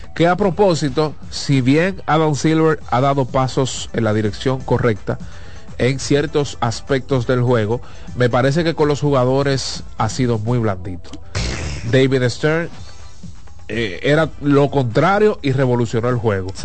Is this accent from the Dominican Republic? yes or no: yes; Dominican Republic; accent: Dominican